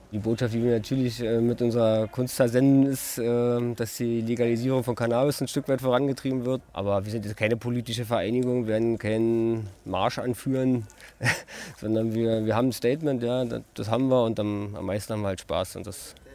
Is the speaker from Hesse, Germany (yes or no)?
no; Berlin, Germany; Wir sind in Berlin groß geworden so und wer in Berlin groß wird, der wird mit zwei Sachen los, ich glaube Techno und äh, Street Art.